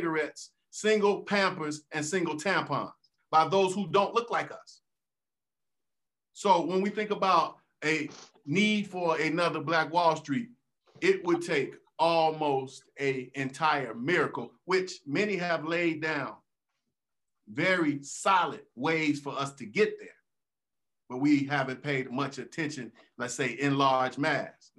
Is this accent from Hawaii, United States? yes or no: no; Chicago, Illinois, United States; I'm from the south side of Chicago. And if we think about, more specifically, the corner of 79th and Halstead, what we call Auburn Gresham, but I'm originally from Foster Park